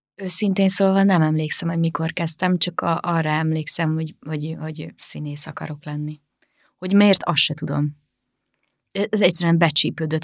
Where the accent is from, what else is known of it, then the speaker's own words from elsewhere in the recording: Vác, Pest, Hungary; moved away as an adult; also born or lived in Târgu Mureș, Romania / Sfântu Gheorghe, Romania; now in Budapest, Hungary; Vácon jártam általános iskolába és gimnáziumba, és a szüleim meg az öcsémék is Vácon laknak, szóval végül is, ha hazamegyek, akkor Vácra megyek haza